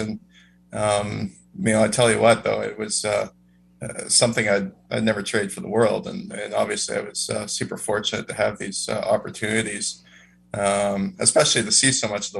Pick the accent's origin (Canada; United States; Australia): Canada; Winnipeg, Manitoba; But I was born into a conservative hockey family in Winnipeg, Manitoba.